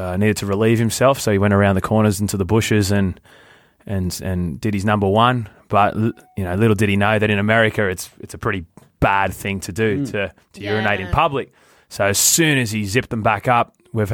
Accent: Australia; we're from Australia.

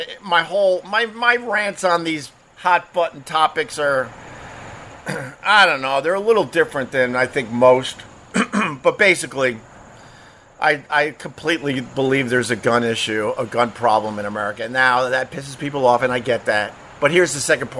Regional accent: Long Island, New York, United States; Growing up on Long Island

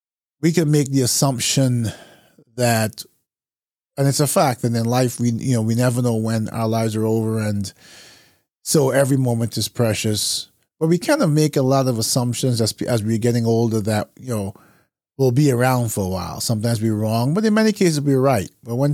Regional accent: Barbados; now in United States; So I've spent most of my life in the United States, but I'm originally from Barbados, or we would say Bajan.

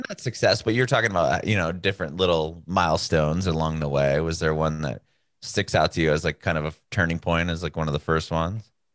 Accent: San Diego, California, United States; moved away as an adult; now in Nashville, United States; we're from San Diego, California

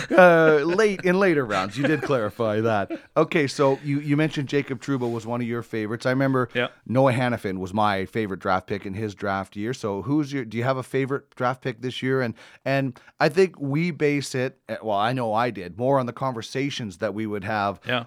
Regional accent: Manitoba, Canada; I grew up in Manitoba.

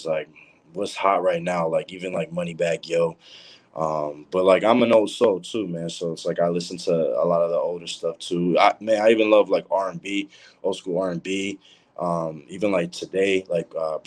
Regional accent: Boston, Massachusetts, United States; I'm from Boston

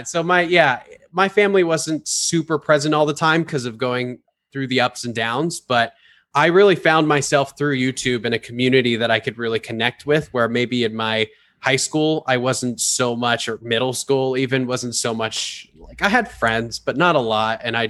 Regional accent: Palm Springs, California, United States; moved away as an adult; now in Florida, United States; I was born and raised in California. I was born in Palm Springs and then moved all over the place, lived in the mountains. When I was 18 years old, I moved to Los Angeles

